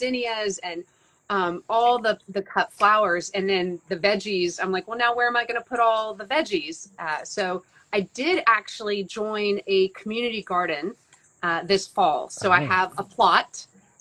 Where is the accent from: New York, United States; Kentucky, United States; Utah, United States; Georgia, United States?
Georgia, United States; now in North Carolina, United States; I'm originally from Georgia